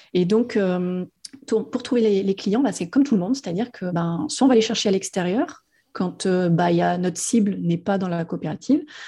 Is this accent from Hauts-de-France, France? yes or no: no; Auvergne-Rhône-Alpes, France; moved away as an adult; now in Réunion, France; je suis de Rhône-Alpes. j'ai ah, je ne suis pas allée plus loin que 40 km de là où j'ai grandi